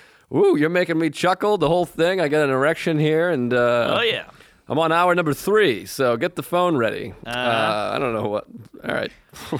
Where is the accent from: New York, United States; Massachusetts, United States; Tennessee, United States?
Massachusetts, United States; Boston; and I grew up in Boston.